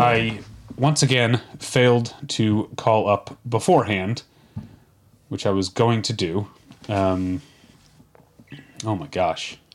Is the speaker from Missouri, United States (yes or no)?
yes; Missouri, United States; I'm from Missouri